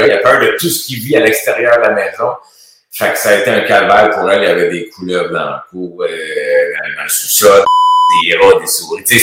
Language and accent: French; Montreal, Quebec, Canada; also born or lived in Sainte-Clotilde, Quebec; suis tombé tout de suite à ville saint pierre Ville-la-Salle. On a tourné à l'entour de ça pendant un petit bout. Mais je suis né à Sainte-Clotilde.